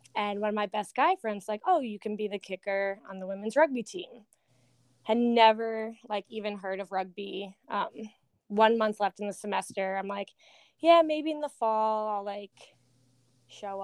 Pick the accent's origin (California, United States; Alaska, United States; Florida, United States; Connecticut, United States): Connecticut, United States; also born or lived in Sydney, Australia; growing up in Connecticut